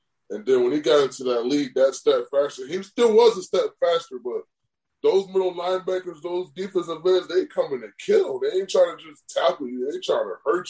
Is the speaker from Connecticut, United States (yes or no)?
yes; Connecticut, United States; I'm from Connecticut